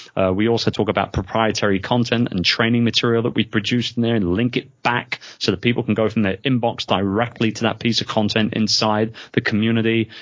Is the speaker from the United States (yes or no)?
no; London, United Kingdom; moved away; being a Londoner myself